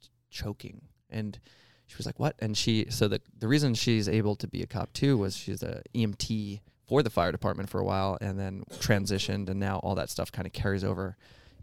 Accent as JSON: {"language": "English", "area": "Long Island", "region": "New York", "country": "United States", "tie": "born or raised there", "said": "I was born on Long Island in New York"}